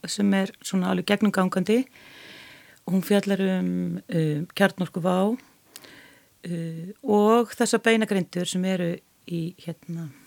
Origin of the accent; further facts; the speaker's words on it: Hafnarfjörður, Capital Region, Iceland; ég ólst sjálf upp við klausturveginn í Hafnaferði